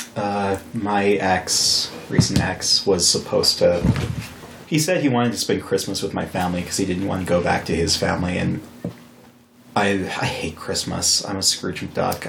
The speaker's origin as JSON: {"language": "English", "region": "Wyoming", "country": "United States", "tie": "born or raised there", "also_born_or_lived": "Fargo, North Dakota", "said": "I was born in North Dakota, but I grew up in Wyoming."}